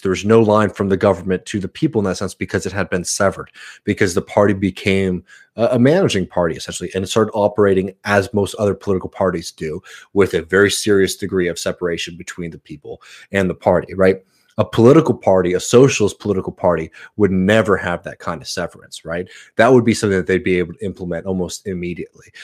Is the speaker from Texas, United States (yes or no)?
yes; Austin, Texas, United States; moved away; I'm from Austin, Texas. Uh, yeah, I was born in Saint David's Hospital